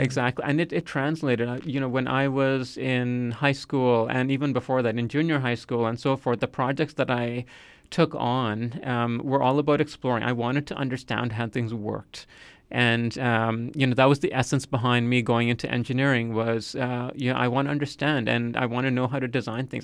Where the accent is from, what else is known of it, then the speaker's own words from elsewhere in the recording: Nova Scotia, Canada; also born or lived in United Kingdom / Calgary; I would say I grew up in Nova Scotia because that's where I did most of my schooling